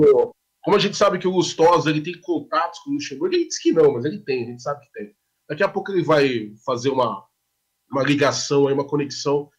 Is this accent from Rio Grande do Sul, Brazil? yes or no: no; Guarulhos, São Paulo, Brazil; also born or lived in Poá; próximo a Guarulhos, minha terra